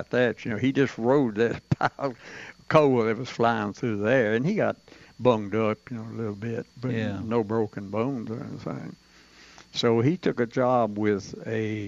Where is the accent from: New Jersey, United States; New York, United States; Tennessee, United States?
Tennessee, United States; Tullahoma; I was born in Tullahoma.